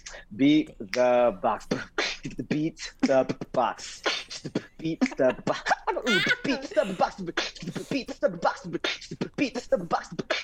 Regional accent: Philippines; That's The Philharmonic with an F because we're all Filipino.

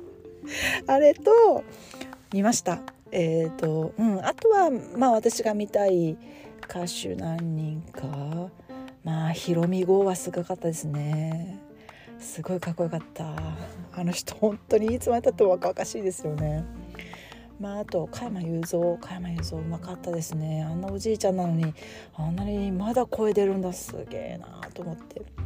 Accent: Japan; now in United States

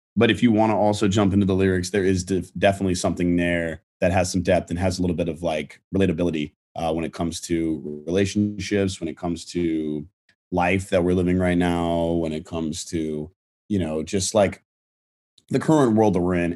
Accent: Virginia, United States; I'm from Virginia. We did, like, you know, I was doing, like, local theater there and stuff like that, high school theater.

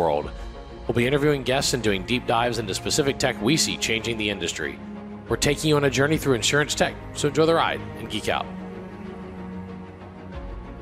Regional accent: South Louisiana, United States; I grew up in South Louisiana in the early

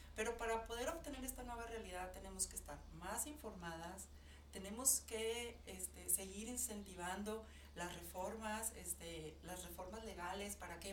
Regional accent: Mexico; nosotros como, como mexicanos, como ciudadanas

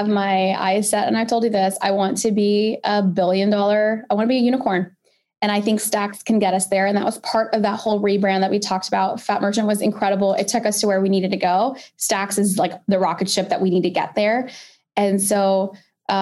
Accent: Pakistan; I'm a Pakistani 5-foot woman

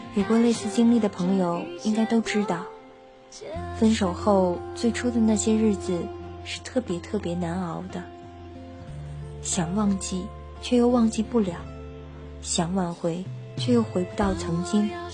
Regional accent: northern China, China; 从小是在北方长大

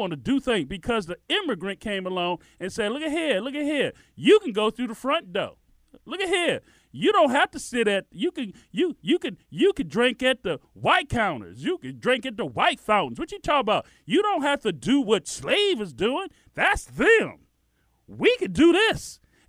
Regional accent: United States; We grew up in America. That's all we knew. It was all we knew.

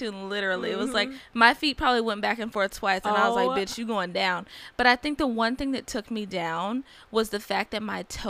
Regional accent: Ohio, United States; I grew up in Ohio.

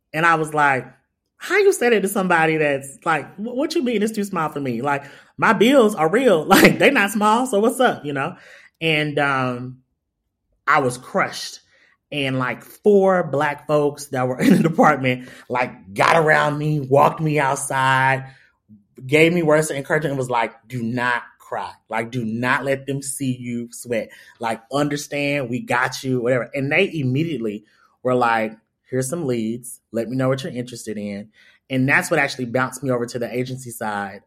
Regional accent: Atlanta, Georgia, United States; I'm from the West Side, Doug High, all that of Atlanta.

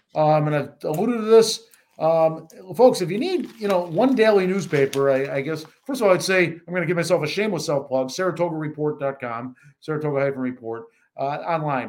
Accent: Buffalo, New York, United States; moved away; I'm from Buffalo

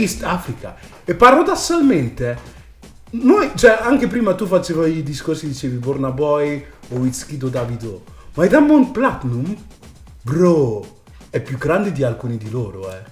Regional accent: Italy; also born or lived in United States; io comunque sono cresciuto qua in Italia

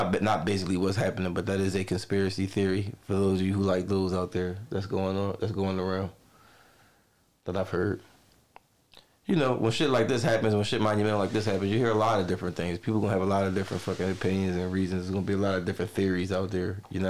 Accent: New York, United States; Like, I'm from New York, nigga.

